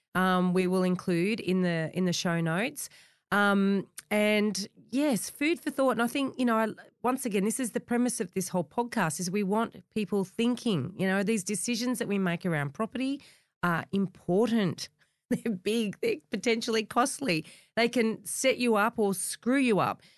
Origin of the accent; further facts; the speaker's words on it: the Shire, New South Wales, Australia; I grew up in the Shire